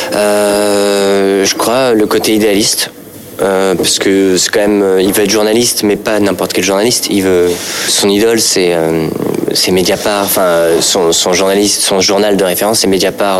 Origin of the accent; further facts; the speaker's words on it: Paris, Île-de-France, France; Je suis parisien